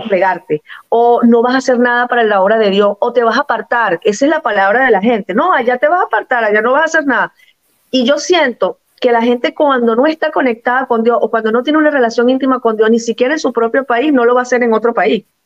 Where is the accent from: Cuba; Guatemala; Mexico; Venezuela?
Venezuela; moved away as an adult; also born or lived in Portugal; now in Cascais, Portugal; La única nacida en Venezuela soy yo